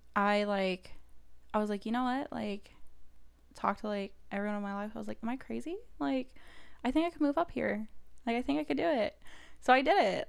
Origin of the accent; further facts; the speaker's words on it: Kansas City, Missouri, United States; moved away as an adult; also born or lived in Saint Louis / Mississippi; now in Indianapolis, United States; grew up in Kansas City, went to college in Saint Louis